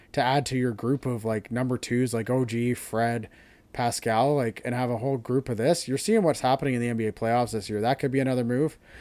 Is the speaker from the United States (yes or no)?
no; Canada; as a Canadian